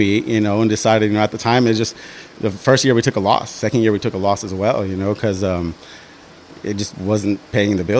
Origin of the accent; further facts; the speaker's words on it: Yuba City, California, United States; moved away as an adult; also born or lived in Live Oak, California; now in San Diego, United States; I grew up in NorCal.